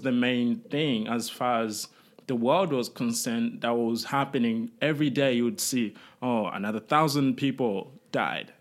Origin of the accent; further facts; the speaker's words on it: Rwanda; moved away; I was born in Rwanda and my family fled